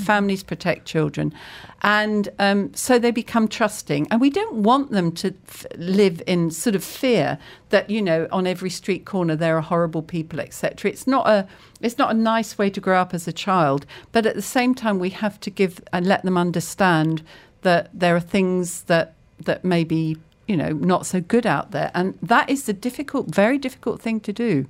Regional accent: Cambridge, East of England, United Kingdom; I grew up in Cambridge

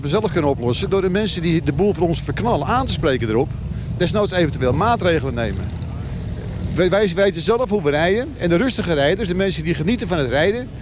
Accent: Volendam, North Holland, Netherlands; ik kom uit Volendam.

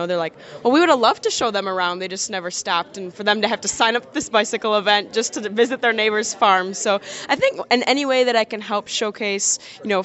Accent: Milton, Wisconsin, United States; also born or lived in Madison, Wisconsin; growing up in Milton, not everybody lived on a farm, but everybody knew I lived on a farm

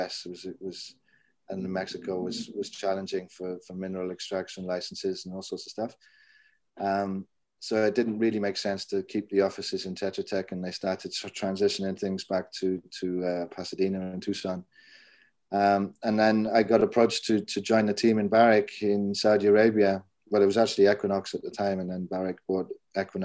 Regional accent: Maerdy, Wales, United Kingdom; moved away; also born or lived in Switzerland; I was born in the Welsh coalfields and southwest coalfields in Mardi, which is at the top of the Rhondda Vach.

